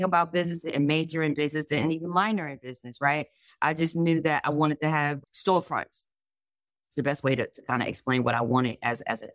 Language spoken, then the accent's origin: English; New York City, New York, United States; also born or lived in Buffalo; We are two kids from New York